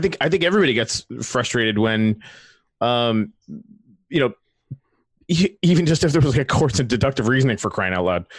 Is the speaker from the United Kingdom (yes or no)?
no; Canada; I come from Canada